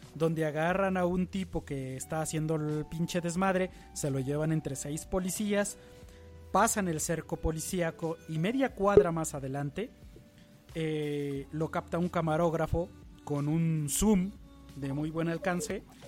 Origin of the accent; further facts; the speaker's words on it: Mexico; En México, que es uno de los países donde más brutalidad policíaca vivimos en el día a día